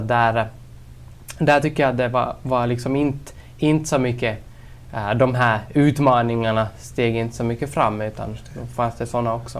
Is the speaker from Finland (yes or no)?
yes; Kolby, Ostrobothnia, Finland; also born or lived in Turku / Jakobstad; now in Vaasa, Finland; född och uppvuxen i Kolby